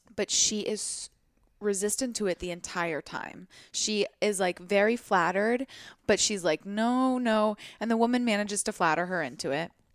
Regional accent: Portland, United States; moved away; you're going to my hometown

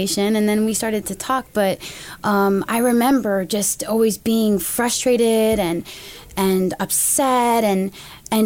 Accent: United States; I'm an American woman

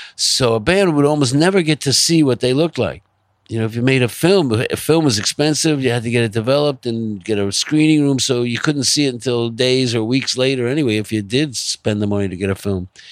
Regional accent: Long Island, New York, United States; also born or lived in Manhattan, New York; I was born in Manhattan. Uh, I grew up in Long Island. I came back to Manhattan when I was eighteen, and I've been here ever since

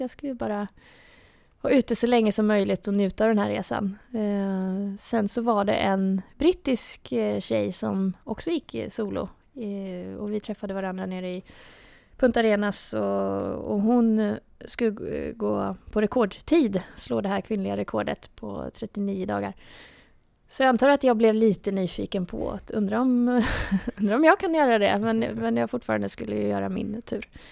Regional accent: outside Linköping, Östergötland, Sweden; Jag är ju eh, från utanför Linköping

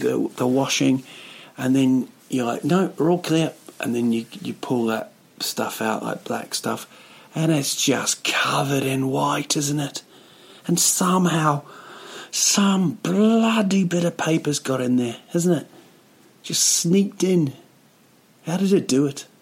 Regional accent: Rotorua, Bay of Plenty, New Zealand; now in Stockholm, Sweden; Yeah, it's my hometown, a place called Rotorua

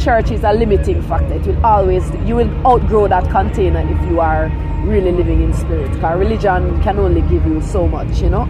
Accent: Kingston, Jamaica; also born or lived in Falmouth, Trelawny, Jamaica; originally from Trelawney, West what? Jamaica, yeah. And then I grew up in Kingston.

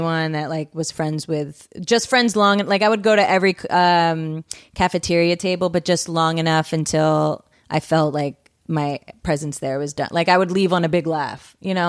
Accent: Pennsylvania, United States; moved away; my sister just moved back to my hometown

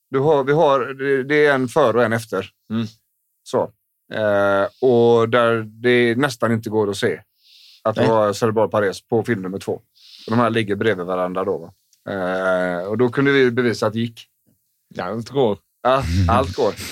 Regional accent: Småland, Sweden; Förutom att jag är smålänning.

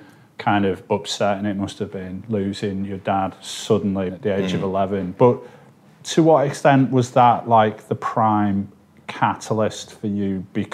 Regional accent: St Helens, North West England, United Kingdom; Now, I'm from St. Helens.

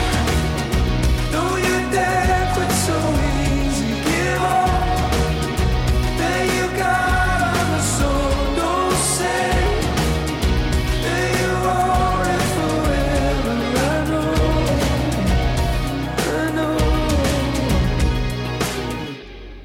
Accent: Northern Ireland, United Kingdom; I grew up in Northern Ireland

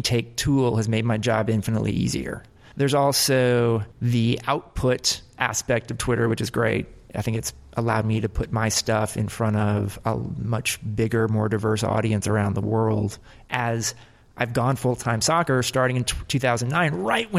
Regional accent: United States; now in New York, United States; I'm an American who covers soccer full time.

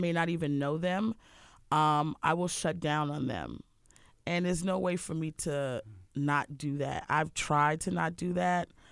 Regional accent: Harford County, Maryland, United States; moved away; also born or lived in Baltimore, Maryland; I grew up in Harford County, which is very boring

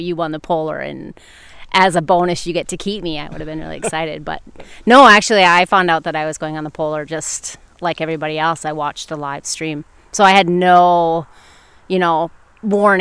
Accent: Michigan's Upper Peninsula, United States; moved away; I am originally from Michigan's Upper Peninsula

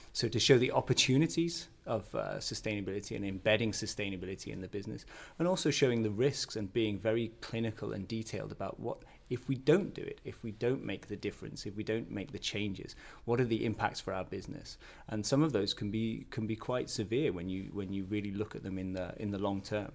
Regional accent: the north of England, United Kingdom; moved away as an adult; now in Billund, Denmark; I come from a, a small town in northern England

